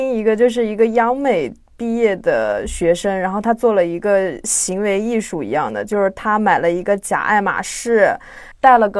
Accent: China; 和我们中国人对中国古文化的这种应对，其实我觉得也有这样的一个心态。

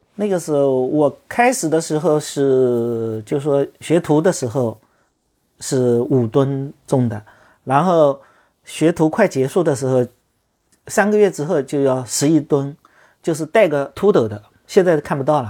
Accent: Longyou, Zhejiang, China; also born or lived in Hangzhou; 我记得在读汽校的时候，就在就在我们老家龙游有几个文朋诗友

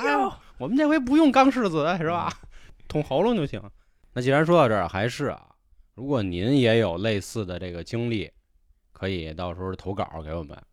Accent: Beijing, China; accent: Beijing dialect; 换成我们北京话

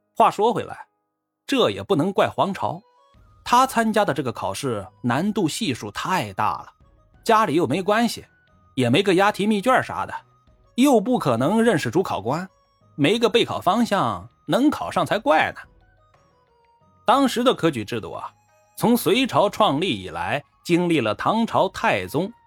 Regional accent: China; 我们中国人安土重迁、乡土观念重

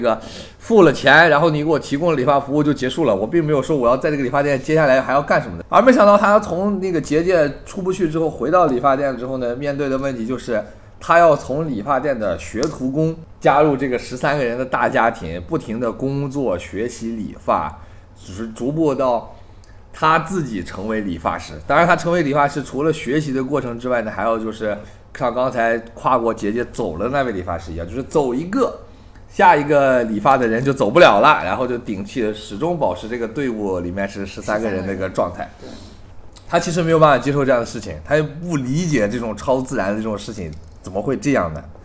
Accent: China; 我们就是大陆的这种观众

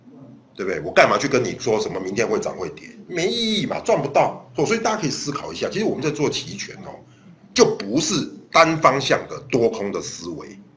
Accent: Taiwan; 对，我是台湾人，没有错，没有错，我是台湾人。

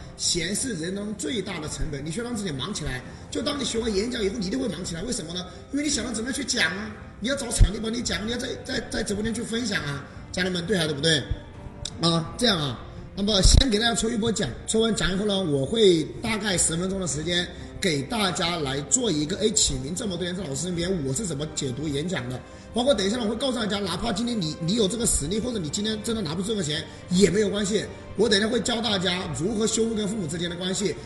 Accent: Hunan, China; 因为我也是湖南人

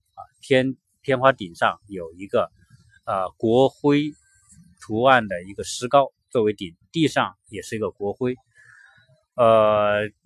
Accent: China; 我们中国人

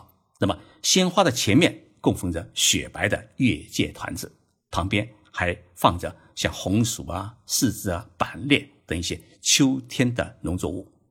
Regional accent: China; now in Japan; 我们中国人在日本

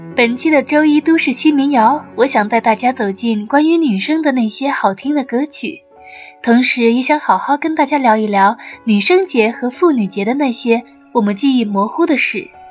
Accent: the South, southern China, China; now in Dublin, Ireland; 我来自南方，虽然不曾居住过北方，但是前些天都柏林这里下了一场雪

